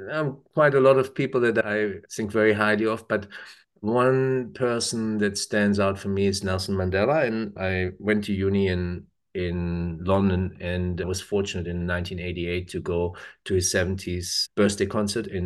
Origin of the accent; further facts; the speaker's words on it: Germany; English is a second language; now in New Zealand; And I grew up in Germany, so obviously.